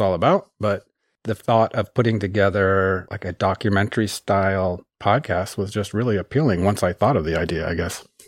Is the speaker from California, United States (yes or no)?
yes; Sonoma County, Northern California, United States; moved away as an adult; also born or lived in Sweden; now in Hebron, United States; I grew up in Northern California and, uh, in the California wine country, Sonoma County